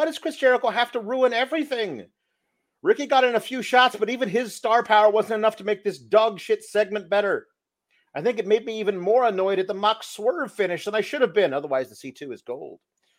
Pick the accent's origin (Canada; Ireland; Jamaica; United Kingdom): Canada; Winnipeg, Manitoba; And also, we're both from Winnipeg, where the Jets play.